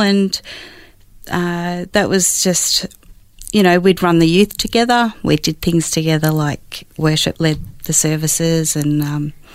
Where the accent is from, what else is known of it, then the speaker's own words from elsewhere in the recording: Western Victoria, Australia; Grew up in Western Victoria, a small town